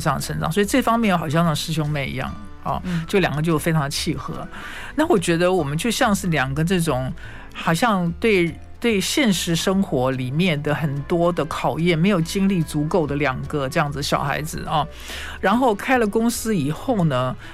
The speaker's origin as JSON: {"language": "Chinese", "country": "Taiwan", "tie": "born or raised there", "said": "我们在台湾长大的孩子"}